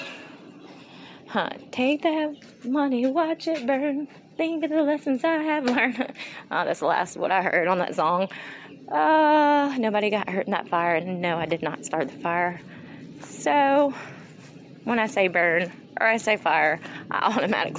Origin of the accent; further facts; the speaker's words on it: Mississippi, United States; I am from Mississippi